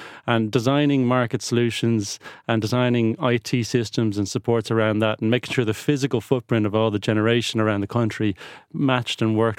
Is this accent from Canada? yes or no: no; Ireland; born there; also born or lived in Netherlands; When I was born in Ireland, I wouldn't have had any idea that I would be travelling around the world.